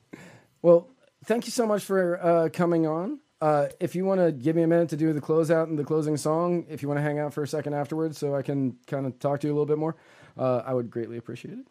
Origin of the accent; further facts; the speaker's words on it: Virginia, United States; moved away; also born or lived in Tennessee; I grew up in Virginia